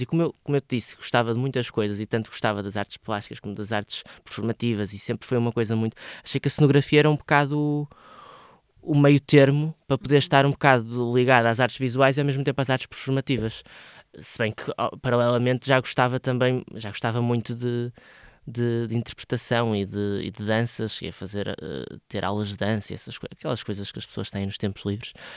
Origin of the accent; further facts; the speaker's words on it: Santa Maria da Feira, North, Portugal; moved away as an adult; also born or lived in Porto; eu nasci no Porto, mas, mas cresci e, e vivi até aos meus 18 anos em Santa Maria da Feira a minha família é de lá.